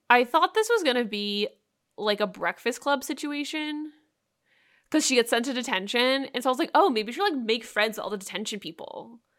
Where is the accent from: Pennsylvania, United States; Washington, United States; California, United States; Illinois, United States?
California, United States; San Jose; moved away; also born or lived in Portland; growing up in San Jose, San Jose is one of the most, I, probably one of the most diverse cities